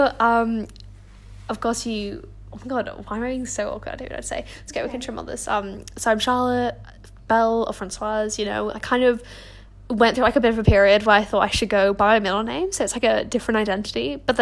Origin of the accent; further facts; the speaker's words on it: Hong Kong; But I'm French and Australian. So we'll dive into a little bit of that. Oh no, I grew up in Hong Kong, so I'm just a bit cultured.